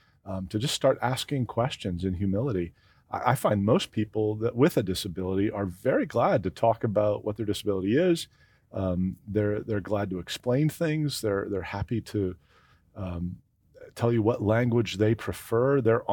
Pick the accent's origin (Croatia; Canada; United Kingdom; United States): Canada; Especially when we're Canadian.